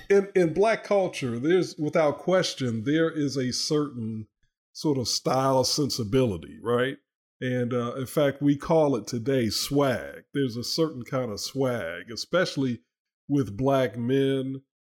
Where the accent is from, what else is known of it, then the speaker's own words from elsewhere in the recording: Chicago, Illinois, United States; I too grew up watching Andy Griffith, even though I grew up in Chicago.